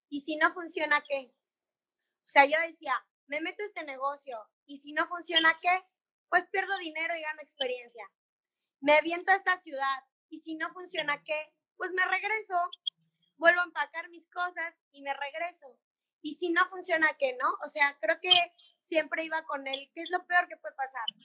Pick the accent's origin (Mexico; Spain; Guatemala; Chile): Mexico; moved away as an adult; pero si México es hermoso y en mi país nunca voy a ser turista y tengo todo en mi país para salir adelante